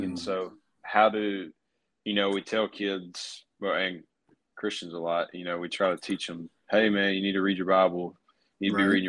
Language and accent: English; Caledonia, Mississippi, United States; I grew up in Caledonia, and so I've got a lot of connections with churches there.